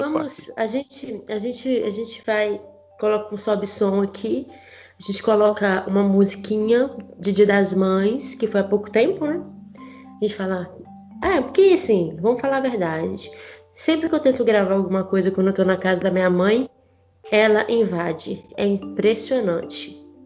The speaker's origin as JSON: {"language": "Portuguese", "town": "São João do Manteninha", "region": "Minas Gerais", "country": "Brazil", "accent": "mineirês", "said": "eu como sou aqui do interior de Minas Gerais, né, de São João do Manteninha, cidade interior de tipo, interior"}